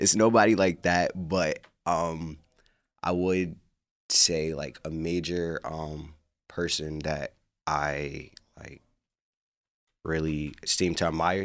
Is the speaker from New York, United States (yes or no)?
yes; New York City, New York, United States; moved away as an adult; now in Los Angeles, United States; I am from Queensbridge, New York